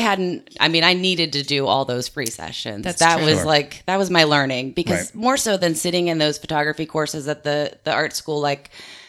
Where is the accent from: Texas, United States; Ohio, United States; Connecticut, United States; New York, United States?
Ohio, United States; Grove City; moved away as an adult; also born or lived in Florida; I grew up in Grove City, which is just south of Columbus.